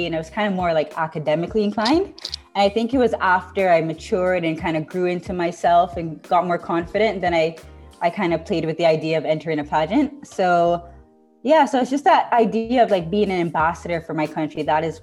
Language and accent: English; Cayman Islands; moved away as an adult; also born or lived in England; I'm from the Cayman Islands.